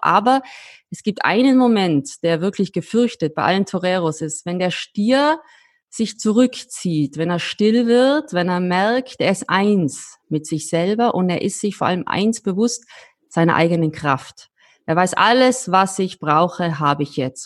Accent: Austria; als Österreicherin

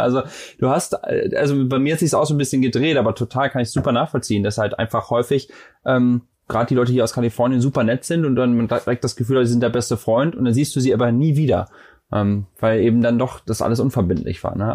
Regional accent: Germany; moved away as an adult; now in United States; als Deutscher, der hier hingezogen ist, ist ja mittlerweile auch schon vor acht Jahren

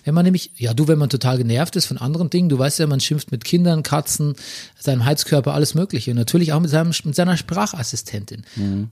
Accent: Southern Germany, Germany; now in Berlin, Germany; bei uns im Süden

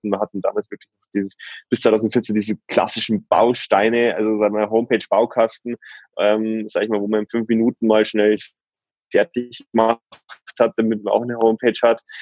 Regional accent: Regensburg, Bavaria, Germany; Ich bin aus Regensburg, bin Steuerberater

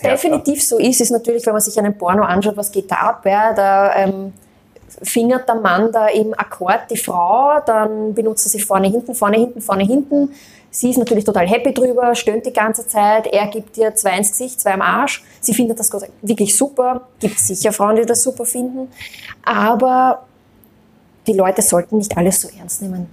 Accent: Austria; Ich bin Österreicherin

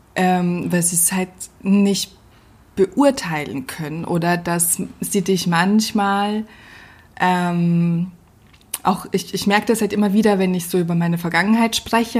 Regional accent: Northern Germany, Germany; als Norddeutsche

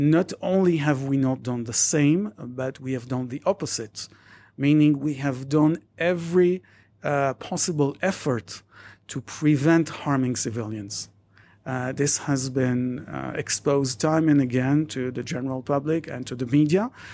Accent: Jerusalem, Jerusalem District, Israel; also born or lived in Madrid / Paris; I was born and raised in Jerusalem

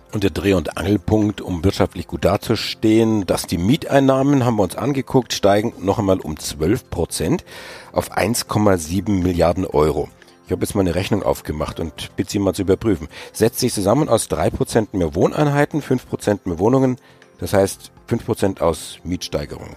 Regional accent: Germany; bei uns in Deutschland

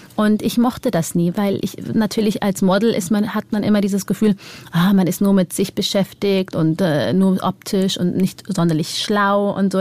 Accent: Germany; ich bin ja in Deutschland geboren und ich bin hier mein Leben lang aufgewachsen

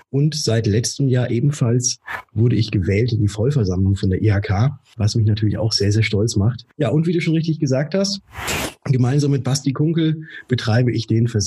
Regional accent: Würzburg, Bavaria, Germany; Ich komme aus Würzburg und wurde 1982 geboren.

